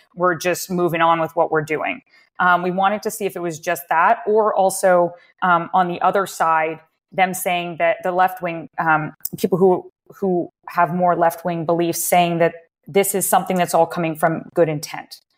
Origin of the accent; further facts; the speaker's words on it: Waterloo, Ontario, Canada; I grew up in Waterloo, uh, that's about an hour or so outside of Toronto, uh, in Canada